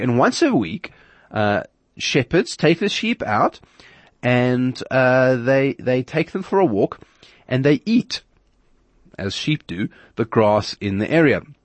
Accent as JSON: {"language": "English", "country": "South Africa"}